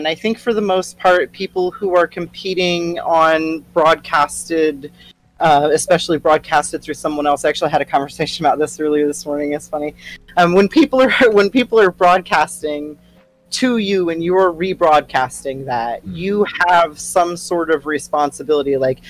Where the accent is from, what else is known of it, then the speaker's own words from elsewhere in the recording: Australia; I can say that because I'm Australian.